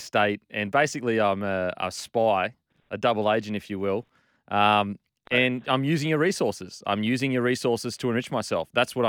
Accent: Queensland, Australia; now in New South Wales, Australia; I'm a Queenslander.

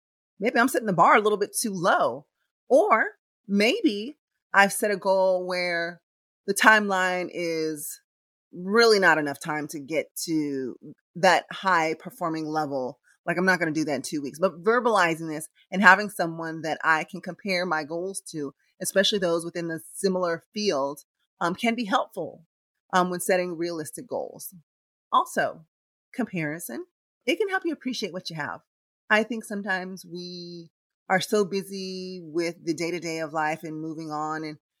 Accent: Philippines; English is a second language; now in Los Angeles, United States; Diego and I later moved to LA. But, you know, I have the ability to compare, you know, where and how I grew up in the Philippines compared to how things are here in the United States.

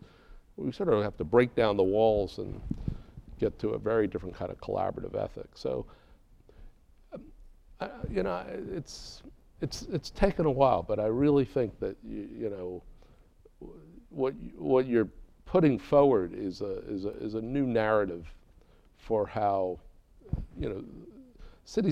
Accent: New York City, New York, United States; moved away; I'm from Brooklyn, so you know, I mean it's not a very compassion is not the word I would use growing up in Brooklyn.

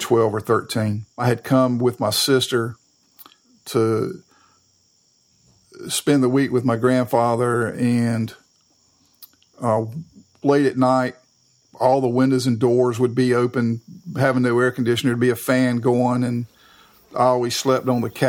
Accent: Raleigh, North Carolina, United States; I'm from Raleigh, and I went to school in Raleigh and grew up there

